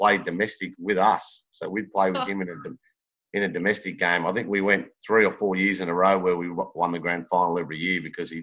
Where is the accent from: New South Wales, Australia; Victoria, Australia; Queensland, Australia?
Victoria, Australia; Melbourne; I grew up down in Port Melbourne, down near the docks on the beach